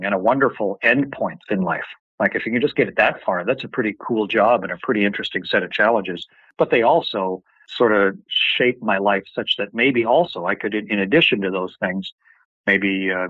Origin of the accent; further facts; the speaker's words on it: Canada; I'm a Canadian. We don't even have a space agency up in my country.